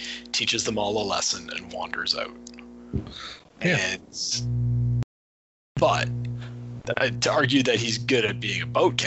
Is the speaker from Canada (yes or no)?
yes; Canada; as a Canadian